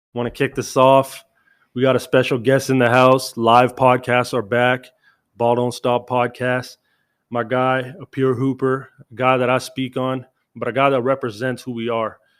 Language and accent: English; Canada; As a Canadian